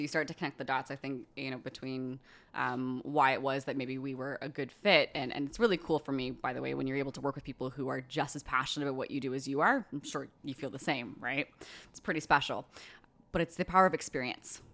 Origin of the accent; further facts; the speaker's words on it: Bermuda; now in Nova Scotia, Canada; From Bermuda